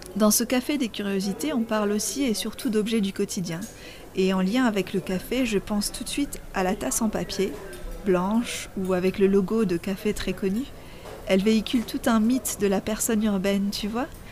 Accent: Lebanon; moved away; j'ai grandi au Liban

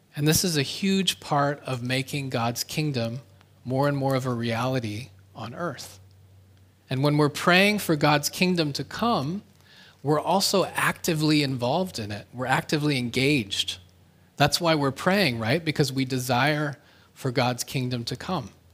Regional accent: Canada; now in South Korea; my home country, Canada

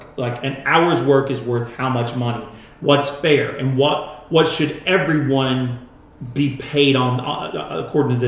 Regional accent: United States; as American Christians

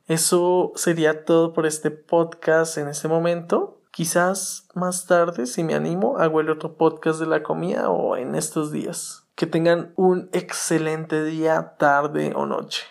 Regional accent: Colombia; also born or lived in Cuautitlán Izcalli, Mexico; now in Atizapán, Mexico; regresar a Colombia, que es mi país de origen

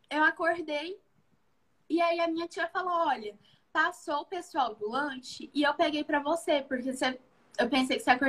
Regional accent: Lavras, Minas Gerais, Brazil; born there; also born or lived in Juiz de Fora; então, eu nasci aqui em Lavras, só que quando eu, na, eu nasci em Lavras, mas eu não morei muito tempo em Lavras. Agora que eu tô morando

